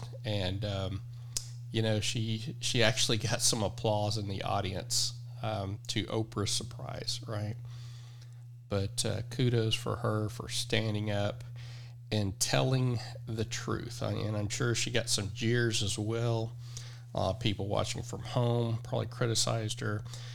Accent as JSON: {"language": "English", "region": "Oklahoma", "country": "United States", "said": "I'm from Oklahoma. I was raised by a woman that's from Texas, so that explains the accent. I am not from Texas. I never lived there."}